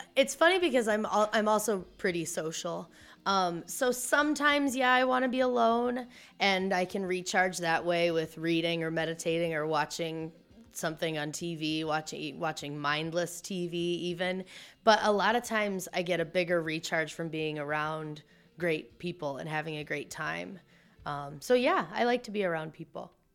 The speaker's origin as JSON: {"language": "English", "region": "Missouri", "country": "United States", "tie": "born or raised there", "also_born_or_lived": "Iowa", "said": "I'm from the Midwest. My parents are from Iowa. I was born in Missouri."}